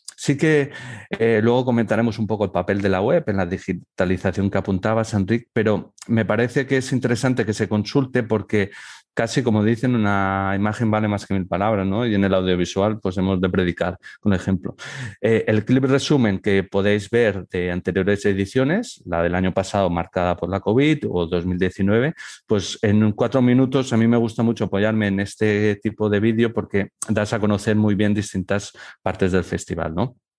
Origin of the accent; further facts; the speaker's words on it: Barcelona, Catalonia, Spain; moved away as an adult; now in Elche, Spain; en Barcelona, que es donde eh, he realizado mi formación y mi primera experiencia profesional, porque soy de allí